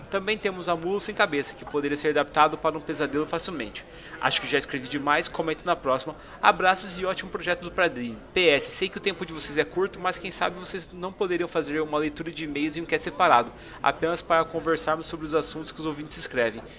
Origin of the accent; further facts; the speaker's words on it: Niterói, Rio de Janeiro, Brazil; mas tenho 34 anos, sou de Niterói e trabalho no escritório de advocacia.